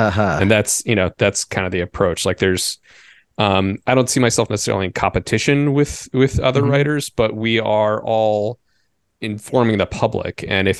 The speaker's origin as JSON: {"language": "English", "town": "Bethesda", "region": "Maryland", "country": "United States", "tie": "born or raised there", "moved": "yes", "lives_now": "Chicago, United States", "said": "I grew up in the suburbs of DC. I grew up in Bethesda, Maryland, which is just over right the border."}